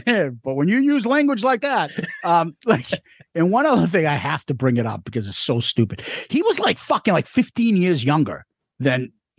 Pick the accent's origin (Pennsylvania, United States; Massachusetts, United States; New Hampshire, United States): Massachusetts, United States; Boston; We're from Boston, so we got the WWF and the New York channels.